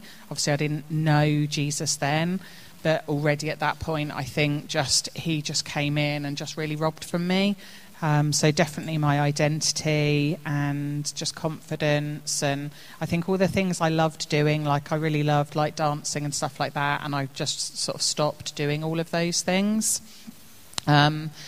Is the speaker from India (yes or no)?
no; Woodley, South East England, United Kingdom; also born or lived in Reading; So I was born in Reading, at Delwood, and grew up in Woodley